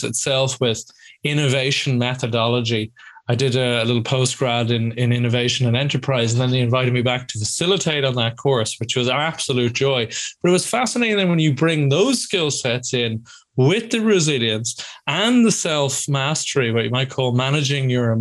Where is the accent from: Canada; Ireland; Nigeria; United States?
Ireland; moved away as an adult; also born or lived in Scotland; I'm Irish originally, but went to uni in Scotland